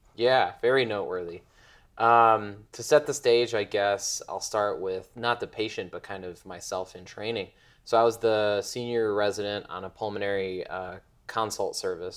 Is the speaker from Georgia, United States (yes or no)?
no; Chicago, Illinois, United States; also born or lived in Bloomington; now in Indianapolis, United States; I'm from Chicago